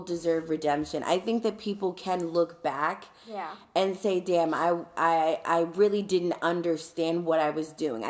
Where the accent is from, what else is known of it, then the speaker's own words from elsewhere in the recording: United States; being an American